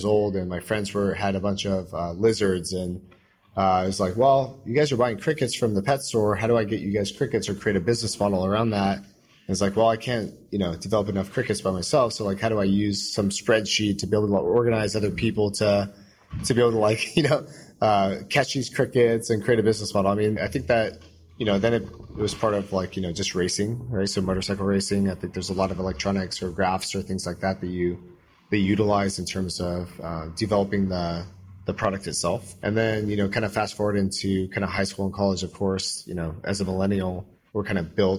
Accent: Orange County, Southern California, United States; I grew up in Southern California, Orange County specifically.

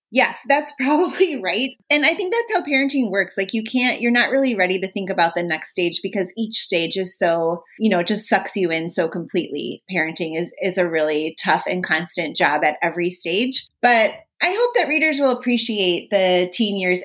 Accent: Minnesota, United States; I'm from Minnesota. Hockey's a huge here.

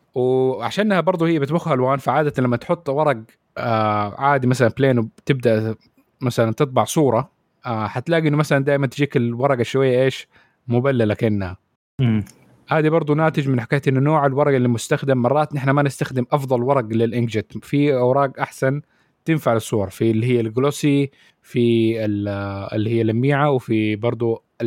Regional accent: Saudi Arabia; عندنا في السعوديه

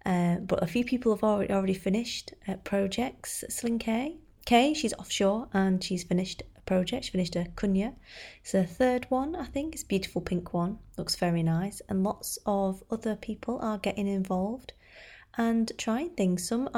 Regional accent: United Kingdom; obviously we do have to discuss the weather at great length, being British and all.

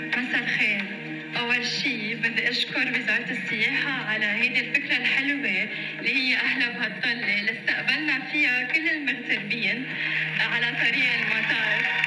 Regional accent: Baskinta, Mount Lebanon, Lebanon; بضيعتي بلبنان بمسكنتا

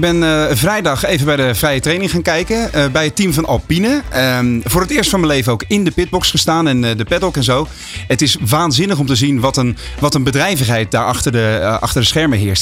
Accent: Westland, South Holland, Netherlands; mij als geboren Westlander

